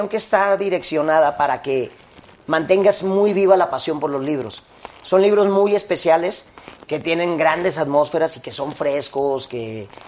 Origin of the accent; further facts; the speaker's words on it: Guadalajara, Jalisco, Mexico; now in Mexico City, Mexico; Soy de, ahí, de Guadalajara. Parezco canadiense, pero...